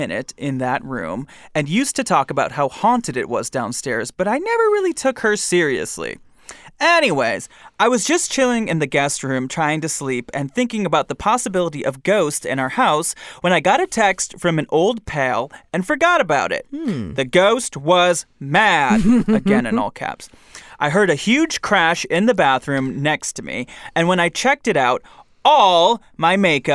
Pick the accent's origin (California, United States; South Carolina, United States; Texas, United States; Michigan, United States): Michigan, United States; I'm from Michigan. We have basements, too.